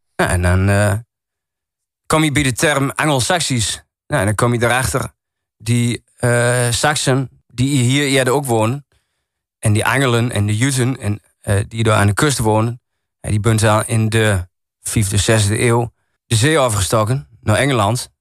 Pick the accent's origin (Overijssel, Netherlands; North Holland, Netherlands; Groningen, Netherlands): Overijssel, Netherlands; Enter; accent: Achterhoeks; first language Achterhoeks; now in Goor, Netherlands; Ja, ik woon nu in Goa. Ik heb altijd in Ente gewoond. Als ze me vragen, waar kom je vandaan? Ik zal nooit zeggen, ik kom uit Goa. Ja, ik kom wel uit Goa, maar ik zal zeggen, ik kom uit Ente.